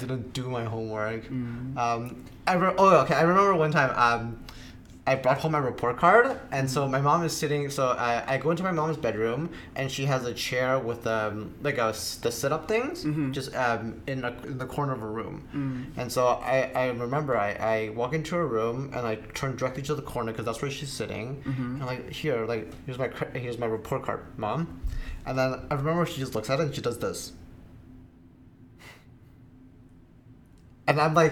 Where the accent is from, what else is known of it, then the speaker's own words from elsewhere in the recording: Canada; I grew up in Canada